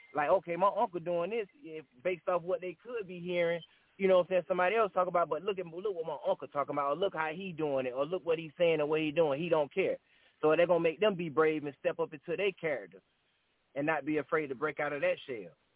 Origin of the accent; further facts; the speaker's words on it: Augusta, Georgia, United States; I'm from Augusta, Georgia, Richmond County